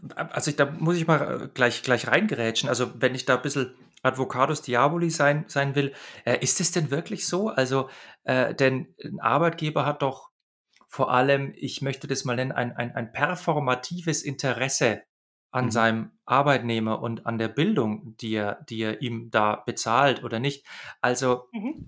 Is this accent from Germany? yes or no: yes; Bavaria, Germany; ich komme ja aus Bayern.